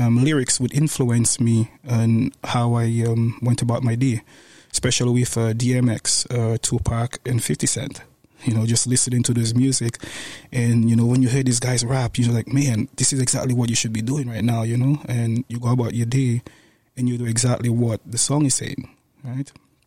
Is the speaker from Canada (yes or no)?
no; St. Lucia; moved away; Growing up in St. Lucia, my mom had the two of us, my sister and myself, single mom